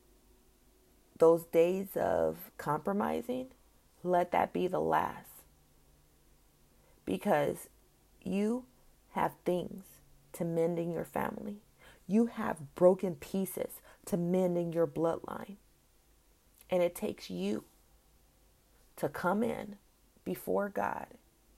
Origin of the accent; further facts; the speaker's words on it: California, United States; moved away; my home state, California